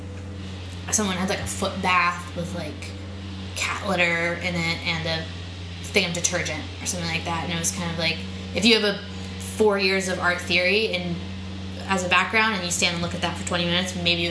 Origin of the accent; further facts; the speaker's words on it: outside of Pittsburgh, Pennsylvania, United States; also born or lived in Boulder, Colorado / Boston; now in New York, United States; I grew up outside of Pittsburgh, like on a farm